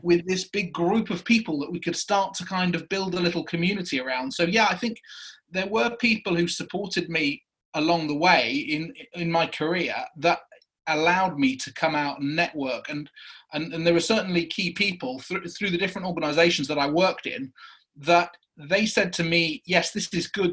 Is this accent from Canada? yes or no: no; Prestatyn, Wales, United Kingdom; moved away as an adult; Wales coast uh, in a place called Prestatyn